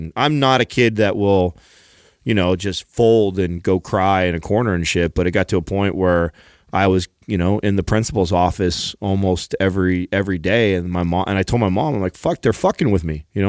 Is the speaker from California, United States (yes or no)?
yes; California, United States; I had a little bit of teasing right out the gates because I was from California, and I was teased for you know, like people call me Mexican Quarter